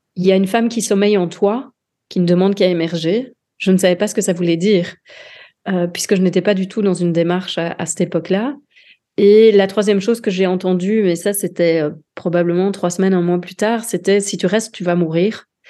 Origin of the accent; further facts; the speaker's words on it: Dinant, Wallonia, Belgium; je suis originaire du sud de la Belgique, euh, d'Inan